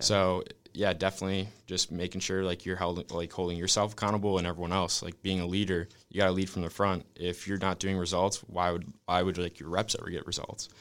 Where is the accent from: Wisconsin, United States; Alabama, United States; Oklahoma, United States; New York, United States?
Wisconsin, United States; moved away as an adult; now in California, United States; I'm originally from Wisconsin